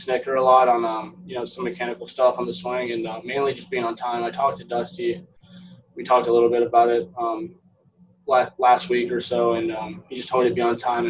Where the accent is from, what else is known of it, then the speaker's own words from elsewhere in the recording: Florida, United States; I'm from Florida, so I know I've experienced them